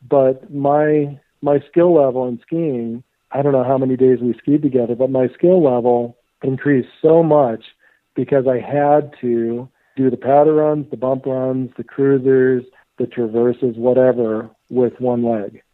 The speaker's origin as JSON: {"language": "English", "town": "Steamboat Springs", "region": "Colorado", "country": "United States", "tie": "born or raised there", "also_born_or_lived": "Durango, Colorado / Bellingham, Washington / Bozeman, Montana", "said": "growing up in Steamboat Springs, uh, it's called Ski Town USA"}